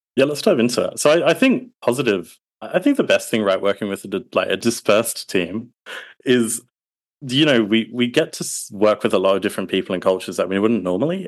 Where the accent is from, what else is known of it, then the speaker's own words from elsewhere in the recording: Australia; am a down under Aussie